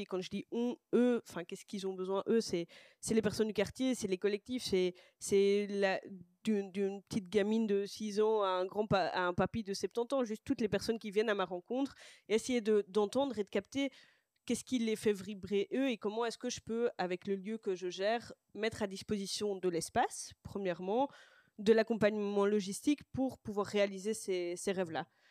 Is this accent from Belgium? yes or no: yes; Brussels, Brussels-Capital Region, Belgium; also born or lived in Boxtel; je viens de Bruxelles, je suis née euh, à Boxtal et, j'ai grandi à Bruxelles